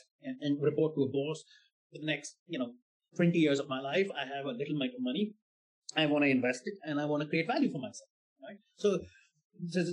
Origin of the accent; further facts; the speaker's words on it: India; moved away; also born or lived in Germany; I'm coming from India